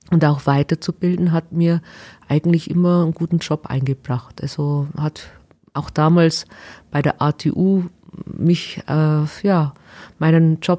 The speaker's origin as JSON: {"language": "German", "town": "Waldkirch", "region": "Bavaria", "country": "Germany", "tie": "born or raised there", "said": "Also ich bin aufgewachsen in Waldkirch in der Gemeinde Georgenberg, nahe äh, Flossenbürg. Und äh, ja, eigentlich ein kleines Dorf, wo keiner fast kennt."}